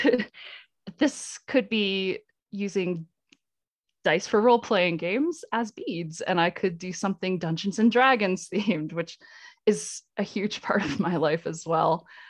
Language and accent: English; Vermont, United States; moved away as an adult; now in Colorado, United States; I'm in Colorado now, but I, I grew up in New England in Vermont.